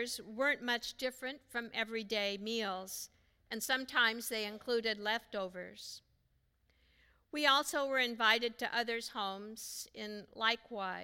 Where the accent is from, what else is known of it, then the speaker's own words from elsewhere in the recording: Pacific Northwest, United States; Growing up in the Pacific Northwest